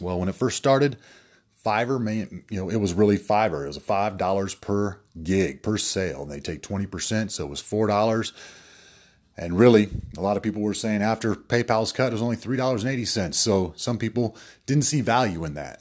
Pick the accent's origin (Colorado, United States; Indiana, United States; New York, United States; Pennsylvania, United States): Colorado, United States; Denver; moved away as an adult; also born or lived in Atlanta; I'm originally from Denver here